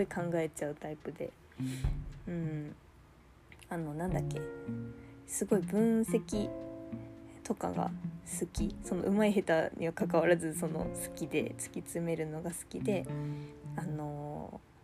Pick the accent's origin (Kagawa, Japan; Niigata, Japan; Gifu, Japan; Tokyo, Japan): Gifu, Japan; now in Aichi, Japan; 出身は岐阜県です今は、えー、愛知県に住んでます